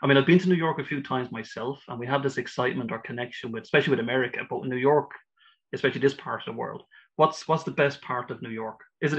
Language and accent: English; Ireland; you're speaking to an Irishman